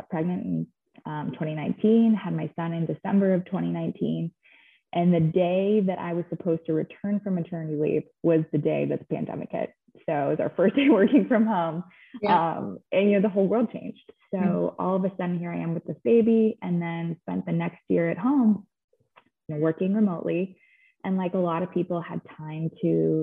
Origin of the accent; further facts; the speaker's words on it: Dallas, Texas, United States; I am from Dallas, grew up in Dallas